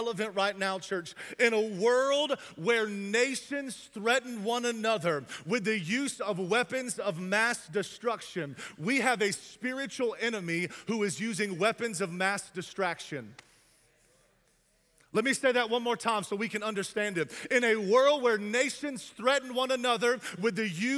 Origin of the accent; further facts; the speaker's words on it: the South, United States; I'm from the South